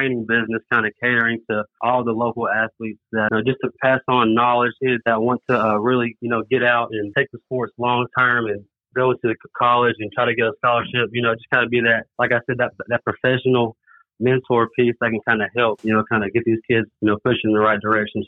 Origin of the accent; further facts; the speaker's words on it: Kingsport, Tennessee, United States; also born or lived in New Orleans; growing up in Kingsport, doing Lynn Garden to Johnsonville Middle School, Dobbins Bennett to Tennessee